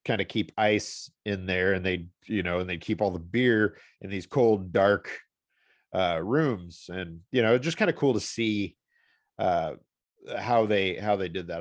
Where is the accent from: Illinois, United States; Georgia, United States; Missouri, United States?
Missouri, United States; St. Louis; living in Saint Louis, growing up in Saint Louis